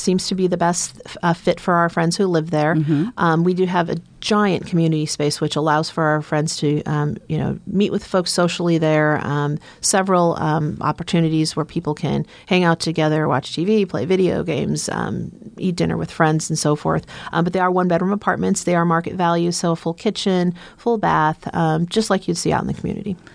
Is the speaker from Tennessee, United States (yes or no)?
no; Omaha, Nebraska, United States; I am uh, born and raised in Omaha, Nebraska